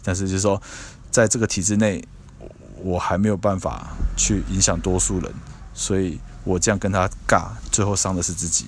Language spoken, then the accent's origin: Chinese; Taiwan; 那我们台湾这边的政府，